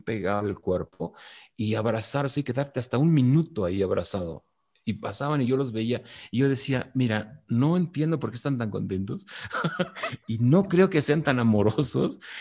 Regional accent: Mexico; also born or lived in Mexico City; now in Valle de Bravo, Mexico; yo no hice nada para ser mexicano, soy mexicano por una cuestión aleatoria geográfica

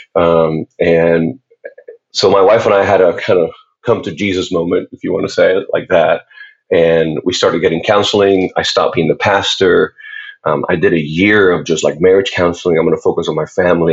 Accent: Puerto Rico; I was born and raised in Puerto Rico

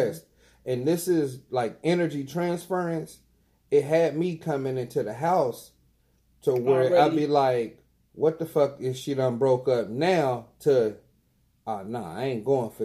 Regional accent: Dayton, Ohio, United States; I'm from Dayton

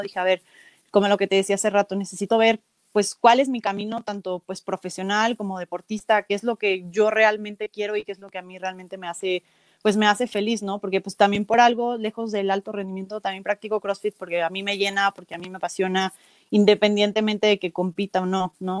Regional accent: Celaya, Guanajuato, Mexico; yo soy de Celaya, he estado viviendo pues toda, prácticamente toda mi vida

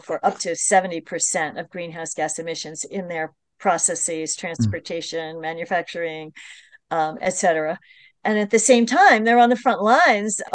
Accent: New York, United States; I'm from the New York metropolitan region

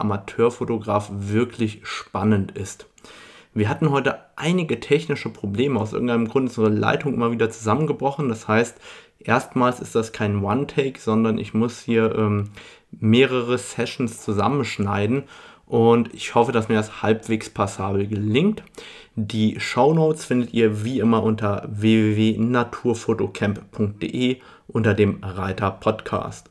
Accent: Germany; bei uns in Deutschland

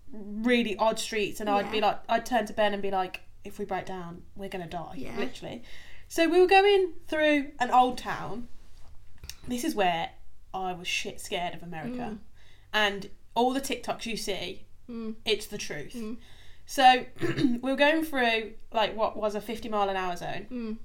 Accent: England, United Kingdom; accent: English; You can tell by our accents we're English.

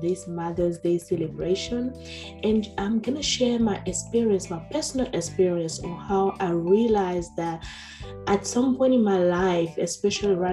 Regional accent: Benin; moved away; my home country, Benin

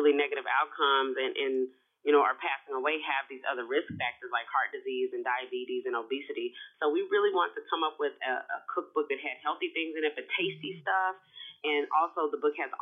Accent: Houston, Texas, United States; I'm from Houston, Texas. I'm a Southern girl.

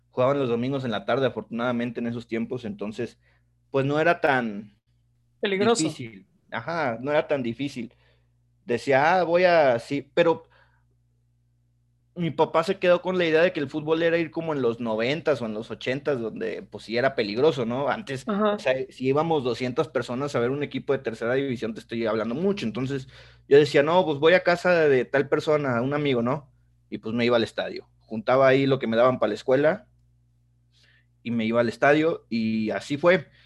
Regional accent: Tampico, Tamaulipas, Mexico; Mi familia materna es este, toda de Monterrey. Por cosas de la vida se fueron a Tampico. Yo nací en Tampico. Mi papá sí es de Tampico.

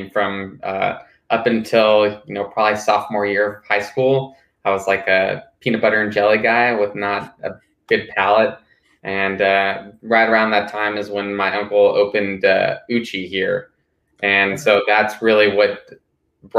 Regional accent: Houston, Texas, United States; moved away as an adult; now in Austin, United States; Originally, I'm from Houston, and I came here for school

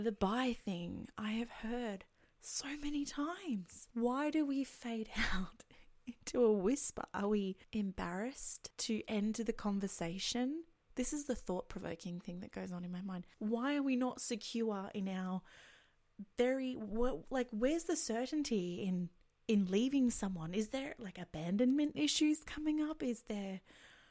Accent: Australia; I'm from Australia

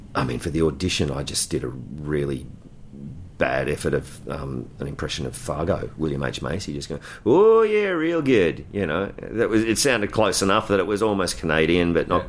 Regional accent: Ballarat, Victoria, Australia; born and raised in Ballarat

